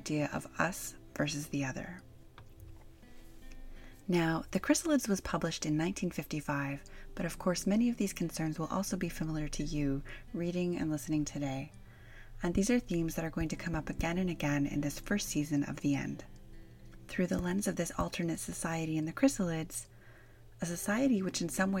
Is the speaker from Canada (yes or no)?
yes; Canada; as a Canadian kid